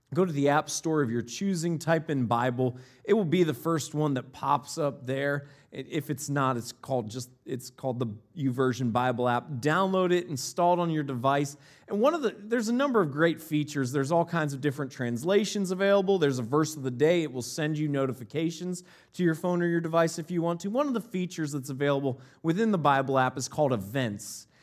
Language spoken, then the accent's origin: English; Northeast Ohio, United States; moved away; also born or lived in Northeast Wisconsin; I grew up in Northeast Ohio, and where we lived right before we moved to Northeast Wisconsin